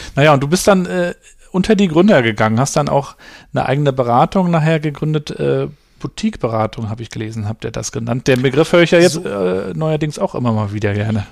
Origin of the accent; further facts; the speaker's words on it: Rostock, Mecklenburg-Vorpommern, Germany; also born or lived in Hamburg; Und ich bin ja hier in Rostock aufgewachsen in, in den 80er Jahren in der DDR